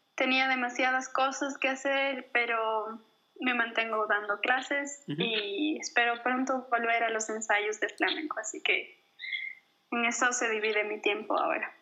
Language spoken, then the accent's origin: Spanish; Ecuador; en Ecuador tenemos la cultura